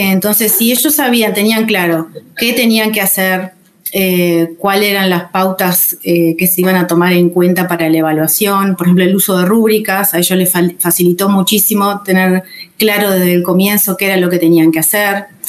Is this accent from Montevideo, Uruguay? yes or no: no; Rocha, Uruguay; soy de Rocha